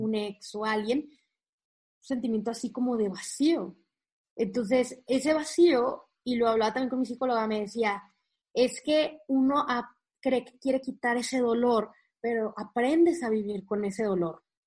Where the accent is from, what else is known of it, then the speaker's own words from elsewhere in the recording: Monterrey, Nuevo León, Mexico; moved away as an adult; now in Saltillo, Mexico; yo soy de Monterrey, o sea, al norte de México, y toda la vida he estado ahí hasta que nos mudamos a Saltillo